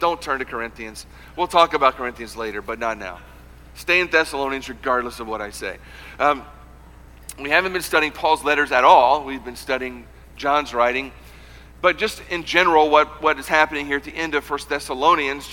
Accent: United States; American Christians

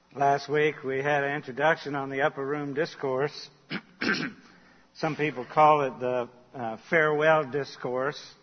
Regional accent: Charleston, United States; I grew up in Charleston

